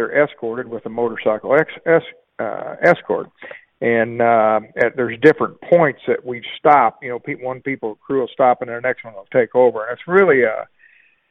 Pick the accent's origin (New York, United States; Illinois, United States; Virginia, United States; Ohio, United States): Illinois, United States; Pleasant Hill; my hometown of Pleasant Hill